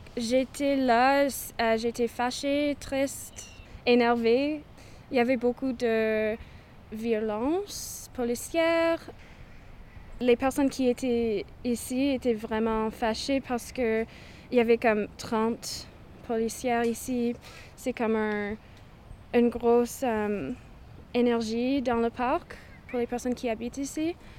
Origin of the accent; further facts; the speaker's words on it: British Columbia, Canada; now in Victoria, Canada; Je suis autochtone, je viens de Cowichan. Alors, je suis Cowichan.